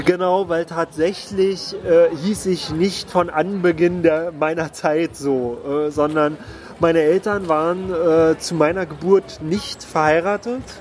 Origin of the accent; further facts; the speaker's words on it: Berlin, Germany; Ich bin eben in Pankow geboren